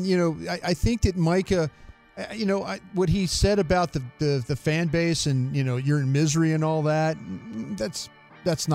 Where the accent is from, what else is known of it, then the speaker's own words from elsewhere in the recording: Dallas, Texas, United States; moved away; also born or lived in Philadelphia; I was from Dallas